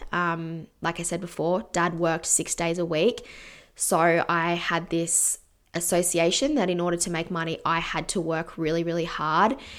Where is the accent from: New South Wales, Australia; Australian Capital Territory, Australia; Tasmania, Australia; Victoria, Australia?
Australian Capital Territory, Australia; Canberra; I grew up in Canberra